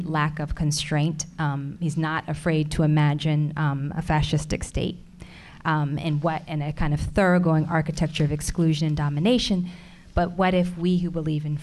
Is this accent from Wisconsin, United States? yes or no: no; Alabama, United States; I was born in Alabama